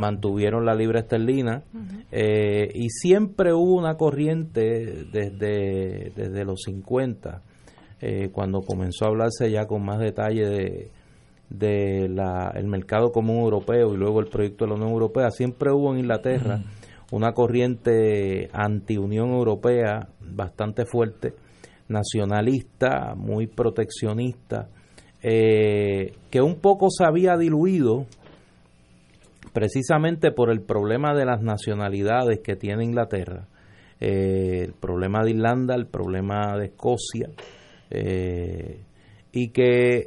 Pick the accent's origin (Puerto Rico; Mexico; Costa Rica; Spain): Puerto Rico